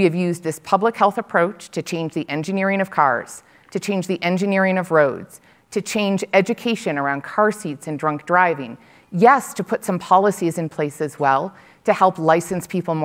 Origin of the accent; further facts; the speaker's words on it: Buffalo, New York, United States; I grew up in Buffalo, New York